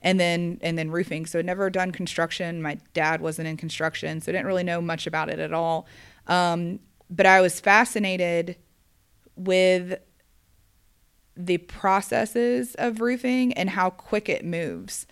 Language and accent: English; Gwinnett County, Georgia, United States; I grew up in Gwinnett County, Georgia